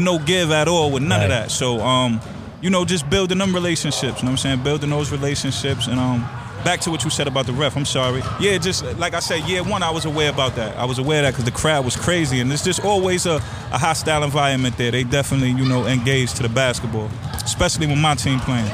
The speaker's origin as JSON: {"language": "English", "town": "Amityville", "region": "New York", "country": "United States", "tie": "born or raised there", "said": "I grew up in Amityville"}